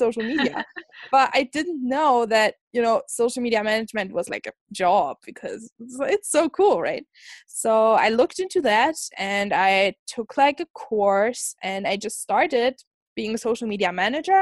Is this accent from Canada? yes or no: no; Germany; moved away as an adult; now in Scotland, United Kingdom; I'm like originally from Germany